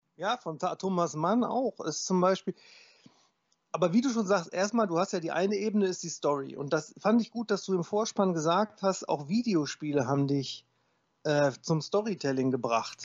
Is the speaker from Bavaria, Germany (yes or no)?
no; Wesel, North Rhine-Westphalia, Germany; meiner Geburtsstadt Wesel